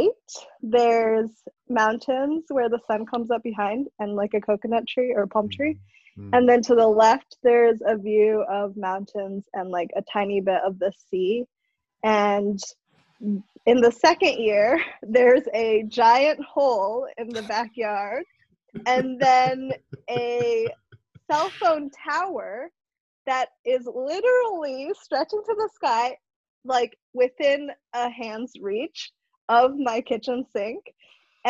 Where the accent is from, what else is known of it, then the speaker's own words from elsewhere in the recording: Madison, Wisconsin, United States; also born or lived in Manado, Indonesia / Japan / China; I'm basically a tourist in my hometown